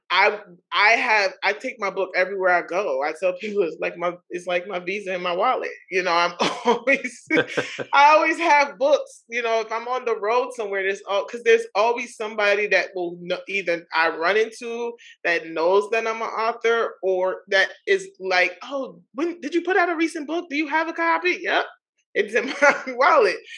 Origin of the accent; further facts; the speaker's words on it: New York City, New York, United States; as a young girl growing up in Queens, New York